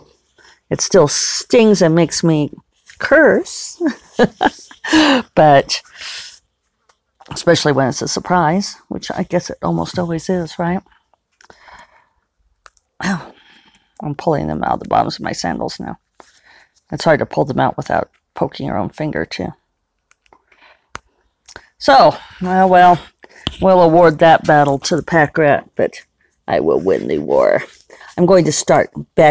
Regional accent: Denver, Colorado, United States; now in Santa Fe, United States; the house I grew up in Denver

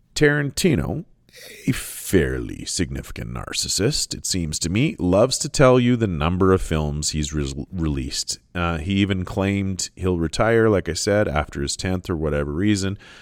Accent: Canada; I'm Canadian

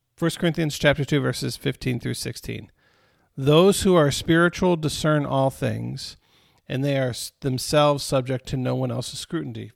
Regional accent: Romeo, Michigan, United States; I grew up in Romeo, Michigan

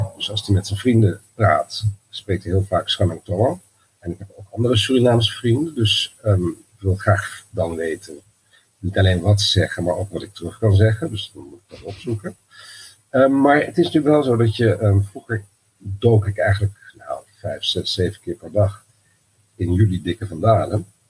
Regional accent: Twente, Overijssel, Netherlands; omdat ik ben opgegroeid in Twente

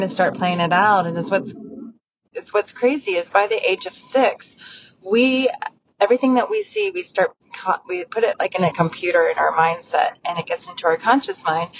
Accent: Galena, Ohio, United States; moved away as an adult; also born or lived in Westerville, Ohio; I grew up in Ohio in a very small town

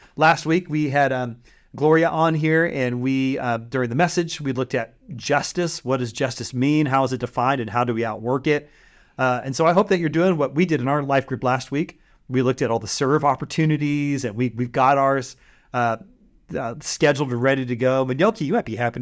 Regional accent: Bay Area, California, United States; moved away; where we grew up in the Bay Area

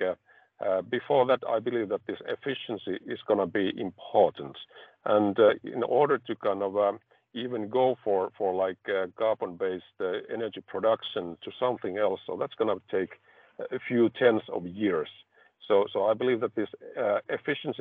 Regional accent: Finland; I come from Finland, which is like energy efficient country

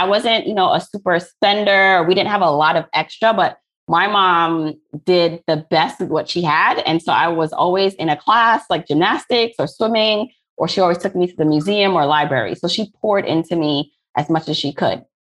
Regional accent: Jamaica; now in Brooklyn, United States; So I am an immigrant from Jamaica, similar to you, but I landed here in Brooklyn, New York, not Canada.

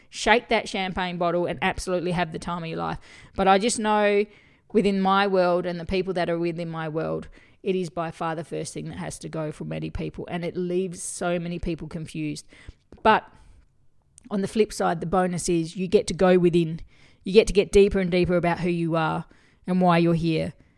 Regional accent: Australia; I'm from Australia

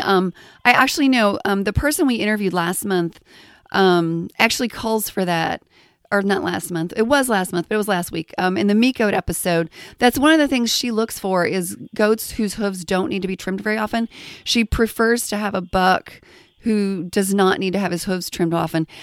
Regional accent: Texas, United States; I grew up in Texas around cattle

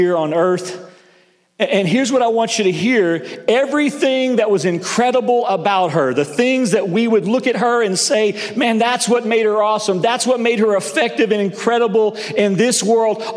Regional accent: the South, United States; also born or lived in Northeast United States; now in Northeast, United States; I grew up in the South

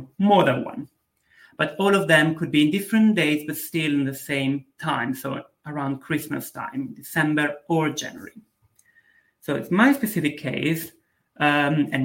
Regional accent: Bergamo, Lombardy, Italy; my hometown, Bergamo

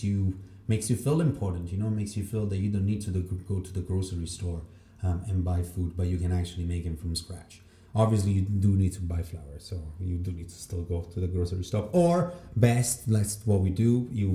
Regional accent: Rome, Lazio, Italy; English is a second language; moved away as an adult; just because it's a mix of 7 different countries, which is all the countries that I've been living. And of course, there's a bit of Italian, which is, that's where I came from. I'm from Rome

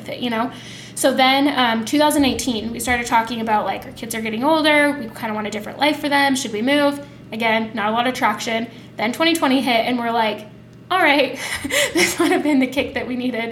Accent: Utah, United States; moved away; also born or lived in Arizona; I grew up in Utah

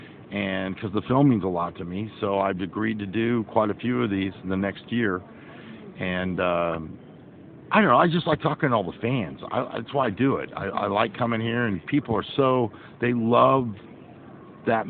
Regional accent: Kansas City, Missouri, United States; I grew up in Kansas City, Missouri

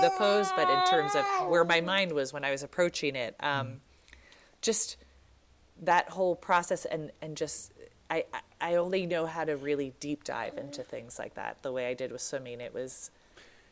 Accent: New York City, New York, United States; I was born in New York City.

